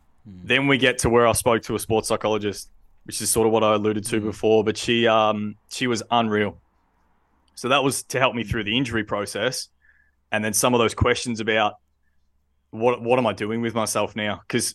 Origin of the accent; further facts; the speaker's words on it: Victoria, Australia; So I grew up down on the Mornington Peninsula. Lovely, lovely place to grow up.